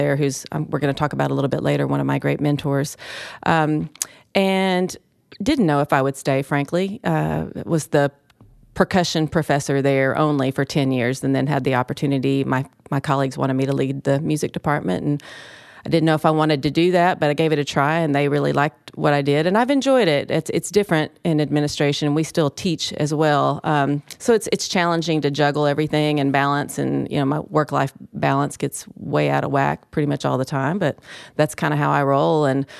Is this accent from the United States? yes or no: yes; Martin, Tennessee, United States; And I'm originally from West Tennessee, and I lived away for a long time.